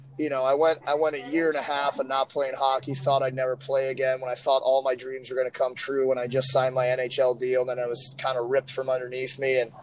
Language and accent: English; St. Louis, Missouri, United States; St. Louis, my hometown.